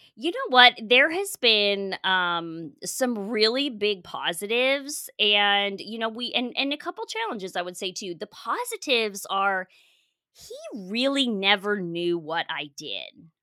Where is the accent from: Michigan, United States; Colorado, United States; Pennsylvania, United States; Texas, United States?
Colorado, United States; moved away as an adult; also born or lived in Portugal; now in San Diego, United States; I grew up in Colorado.